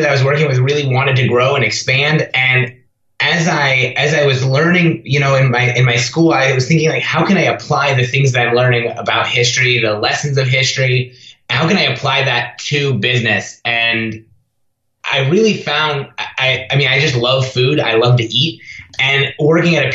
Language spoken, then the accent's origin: English; Ames, Iowa, United States; my hometown of Ames, Iowa